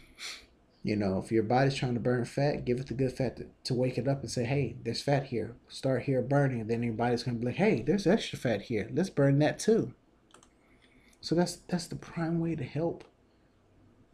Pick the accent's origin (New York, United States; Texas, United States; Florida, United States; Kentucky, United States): Texas, United States; I'm from Texas